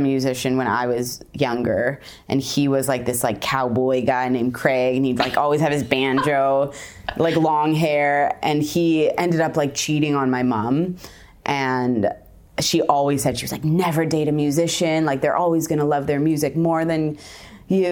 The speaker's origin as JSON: {"language": "English", "town": "Victoria", "region": "British Columbia", "country": "Canada", "moved": "yes", "lives_now": "Toronto, Canada", "said": "I'm from Victoria"}